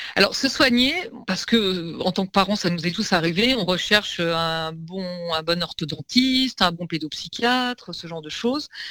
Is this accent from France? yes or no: yes; Lyon, Auvergne-Rhône-Alpes, France; now in Paris, France; parisienne d'adoption, comme beaucoup. Moi, je viens de Lyon